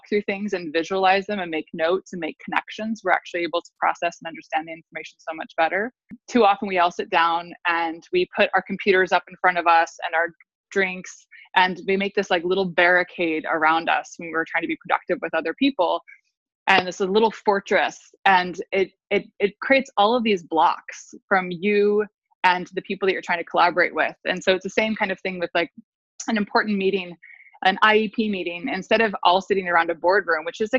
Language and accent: English; United States; also born or lived in Italy; growing up in the States